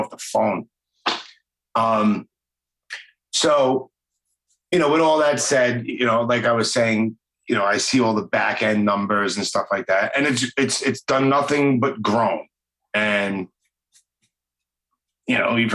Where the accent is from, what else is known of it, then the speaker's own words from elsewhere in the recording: New York City, New York, United States; accent: Brooklyn; my stupid Brooklyn accent